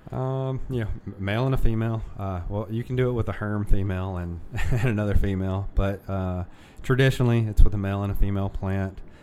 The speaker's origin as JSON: {"language": "English", "region": "the South", "country": "United States", "tie": "born or raised there", "said": "a, kid from a single mom growing up in the South"}